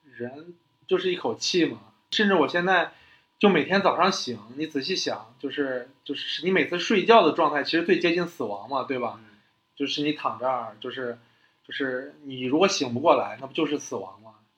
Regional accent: China; 就是我觉得我们中国人，或者是我们老一辈人

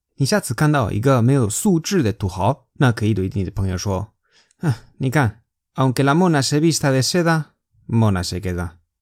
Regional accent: Spain; Chinese is a second language; moved away as an adult; now in China; 我是在中国生活工作六年的西班牙人

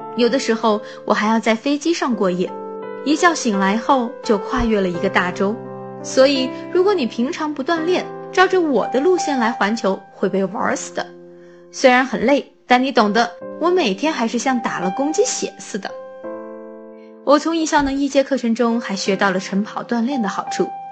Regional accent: Guilin, Guangxi, China; 在我的家乡桂林

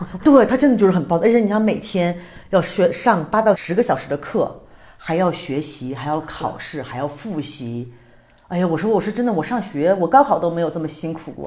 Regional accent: China; also born or lived in Beijing; now in Mexico; 我们都是中国人

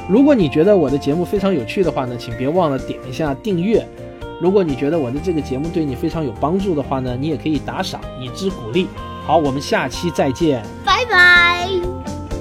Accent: China; 我们中国人

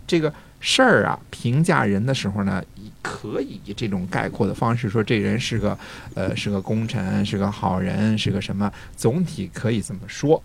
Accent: China

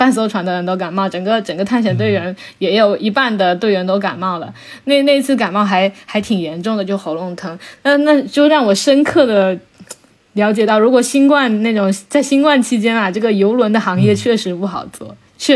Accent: Sweden; 我们我们我们瑞典人觉得这根本就不是什么事情。

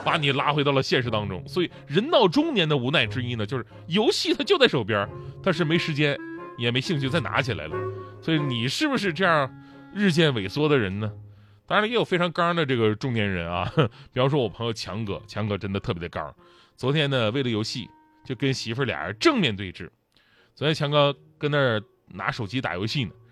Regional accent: China; 我们中国人

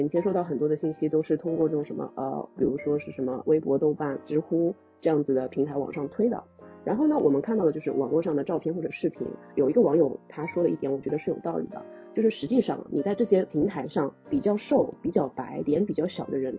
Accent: China; 我中国人的审美还是这种温婉甜美的这种，可能会比较受欢迎。

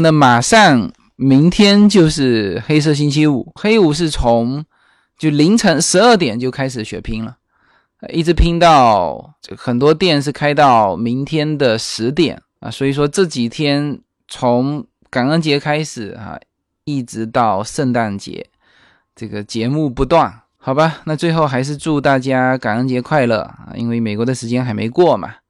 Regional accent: Fuzhou, Fujian, China; 我们福州的那个台风的天气，就是刚才叶子说的，一阵风，一阵雨，一会儿又放晴

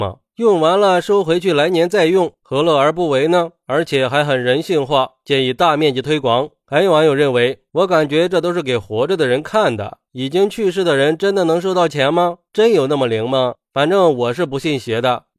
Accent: China; 我们中国人

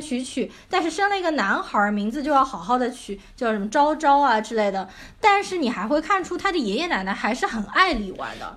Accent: Shanghai, China; accent: Shanghainese; 我在家里，我都是跟父母说上海话的

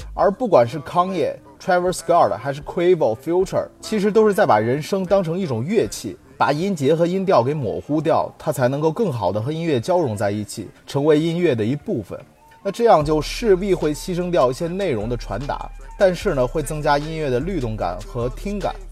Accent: China; 我们中国人

